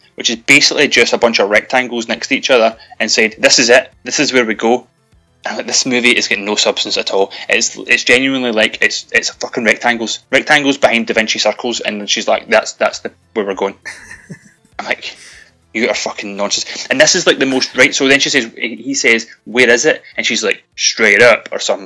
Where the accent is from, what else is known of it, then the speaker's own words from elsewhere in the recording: United Kingdom; we're British